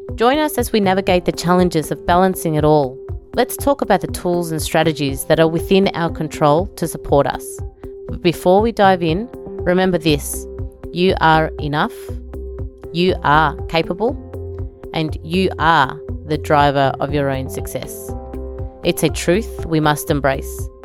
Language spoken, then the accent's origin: English; Melbourne, Victoria, Australia; born or raised there; also born or lived in El Salvador